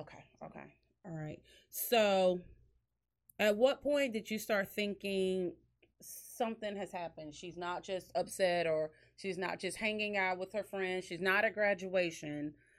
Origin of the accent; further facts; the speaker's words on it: Dickinson, Texas, United States; Dickinson, which is this, my hometown where we have our studio and our boutique